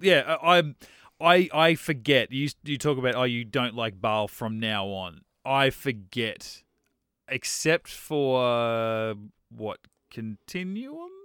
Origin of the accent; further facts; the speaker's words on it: Australia; I'm Australian